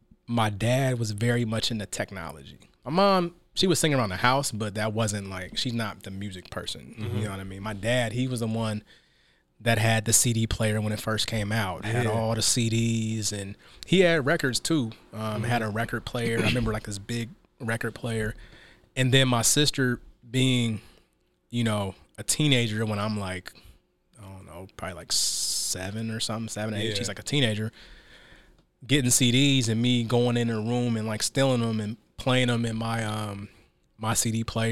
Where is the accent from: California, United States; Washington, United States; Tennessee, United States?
Washington, United States; Seattle; I mean, I'm from Seattle, so you know, went to, you know, elementary school, high school, college, all here in Seattle. So I'm very much a product of Seattle.